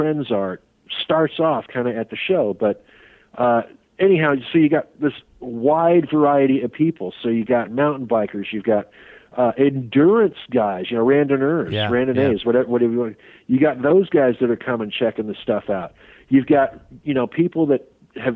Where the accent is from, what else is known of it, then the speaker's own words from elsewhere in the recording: Sacramento, California, United States; moved away; going back to my hometown